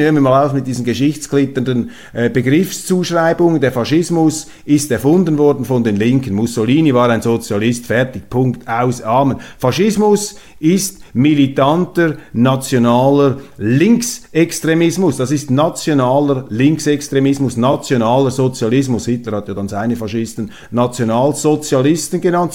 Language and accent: German; Switzerland; Ich bin auch ein Europäer als Schweizer.